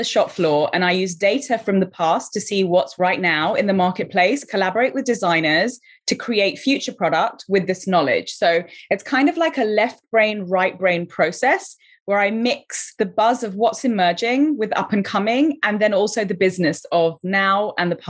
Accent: London, United Kingdom; also born or lived in Colombo, Sri Lanka; now in Los Angeles, United States; So I was born in Colombo, Sri Lanka. I came to London, UK when I was 4 years old, and I grew up in Southwest London

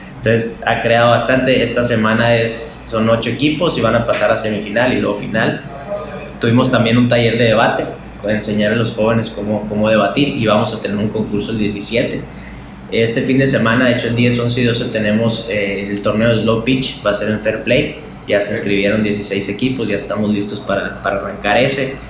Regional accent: Sonora, Mexico; los jóvenes somos el futuro de Sonora

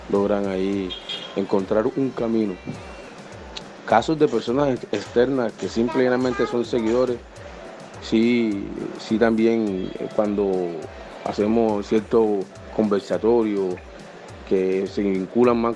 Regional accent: San Basilio de Palenque, Bolívar, Colombia; soy de San Basilio de Palenque, pues soy egresado de las escuelas de Bellas Artes, soy pianista, maestro músico.

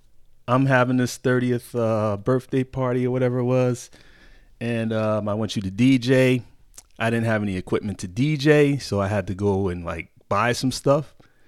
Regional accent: Connecticut, United States; But yeah, I grew up in Connecticut, small state.

